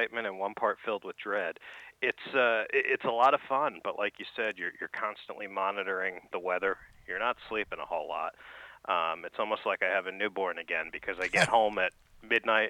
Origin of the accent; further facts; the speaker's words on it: New York City, New York, United States; moved away; I grew up in New York City, just outside the city.